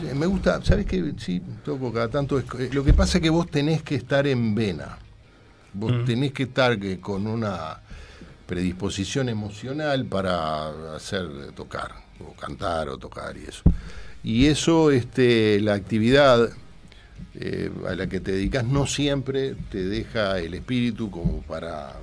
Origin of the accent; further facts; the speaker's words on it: Gonzalo Ramírez y Minas, Montevideo, Uruguay; es el cuadro de mi barrio, yo iba con mi padre, nos tomamos el 300 en Gonzalo Ramírez y Minas, durante toda la década del 60